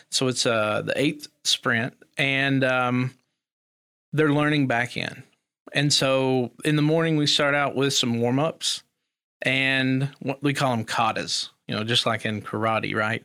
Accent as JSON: {"language": "English", "region": "Eastern Kentucky", "country": "United States", "tie": "born or raised there", "also_born_or_lived": "Elkhorn City, Kentucky / Pikeville, Kentucky", "said": "I grew up in Eastern Kentucky. Um, a little holler called Biggs Branch"}